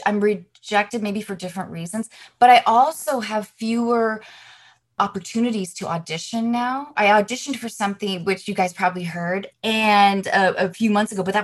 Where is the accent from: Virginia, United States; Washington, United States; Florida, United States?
Washington, United States; Seattle; I grew up doing theater in Seattle